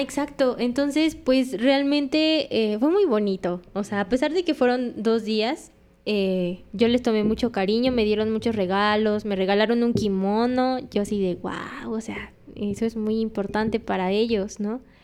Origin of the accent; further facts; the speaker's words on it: Mexico; me fui de México con 10.500 pesos